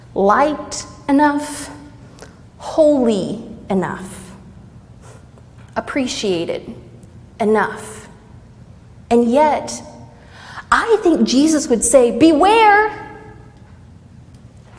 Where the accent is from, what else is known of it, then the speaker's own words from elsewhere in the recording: Southeast Texas, United States; I grew up pretty poor in Southeast Texas